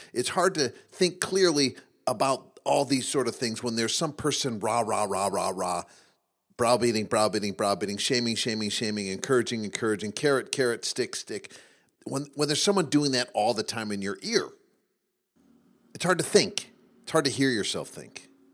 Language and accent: English; Midwest, United States; as a 12 year old boy growing up in the Midwest